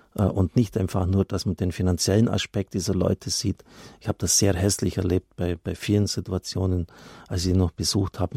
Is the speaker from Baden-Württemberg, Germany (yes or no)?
yes; Swabia, Baden-Württemberg, Germany; ich komme aus Schwaben